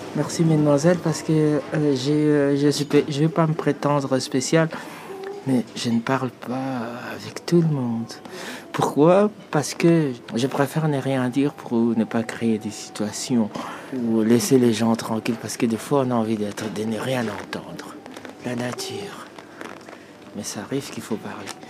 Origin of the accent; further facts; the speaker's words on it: DR Congo; moved away as an adult; now in Belgium; Je suis originaire de l'Afrique centrale, à l'est euh, de l'ex-Zaïre